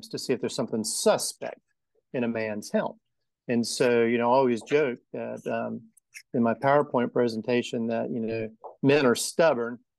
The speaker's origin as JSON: {"language": "English", "town": "Macon", "region": "Georgia", "country": "United States", "tie": "born or raised there", "said": "So I grew up in Macon. I grew up in Bloomfield. I went to Southwest High School. Never left Macon."}